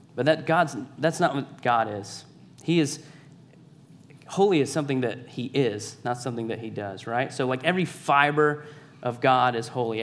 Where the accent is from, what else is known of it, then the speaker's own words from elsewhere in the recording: Savannah, Georgia, United States; I'm from Savannah, Georgia, born and raised